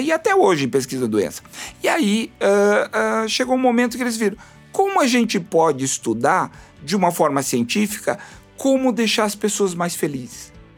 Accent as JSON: {"language": "Portuguese", "region": "Rio Grande do Sul", "country": "Brazil", "said": "Eu sou do Rio Grande do Sul"}